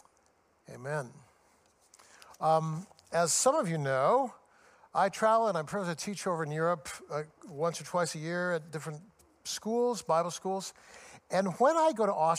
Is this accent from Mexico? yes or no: no; United States; I'm an American